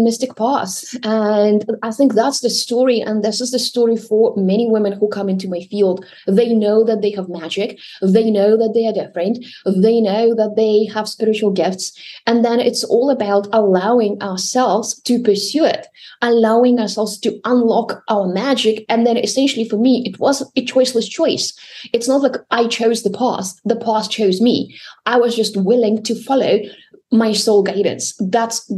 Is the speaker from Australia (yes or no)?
no; Russia; I was born and raised in Russia